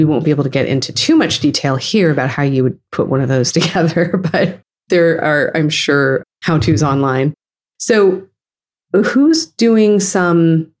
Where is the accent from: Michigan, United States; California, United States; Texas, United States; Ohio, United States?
California, United States; San Francisco Bay Area; growing up in the San Francisco Bay Area